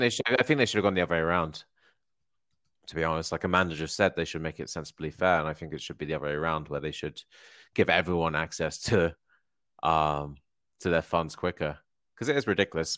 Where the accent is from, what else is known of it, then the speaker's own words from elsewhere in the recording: Hertfordshire, East of England, United Kingdom; moved away; I'm originally from Hertfordshire